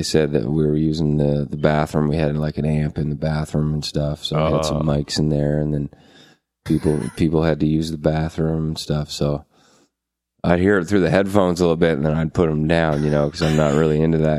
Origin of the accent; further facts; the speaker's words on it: Halifax, Nova Scotia, Canada; also born or lived in Truro; guys, you know, from that I grew up with around around Halifax